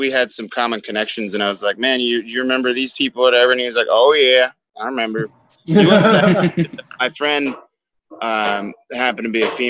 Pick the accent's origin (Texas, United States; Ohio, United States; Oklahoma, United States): Texas, United States; Of course, I'm from Texas.